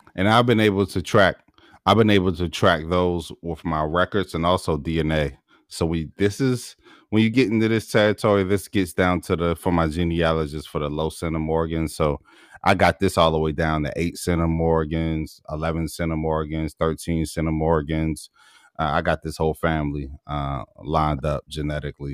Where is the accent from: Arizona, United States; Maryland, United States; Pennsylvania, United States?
Maryland, United States; Baltimore; I'm from Baltimore